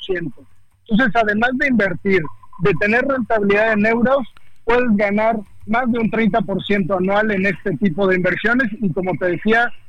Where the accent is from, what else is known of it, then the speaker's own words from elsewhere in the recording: Mexico; Es que, mira, la verdad es que como mexicanos tenemos las puertas abiertas en España.